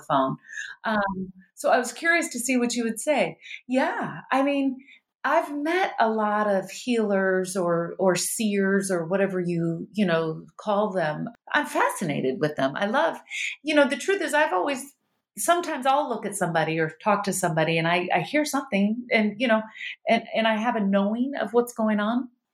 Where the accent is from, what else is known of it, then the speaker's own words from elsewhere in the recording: Starkville, Mississippi, United States; now in California, United States; I was raised in the South, and I had, we were raised, actually, I had the hippie parents. So we were raised vegan in the South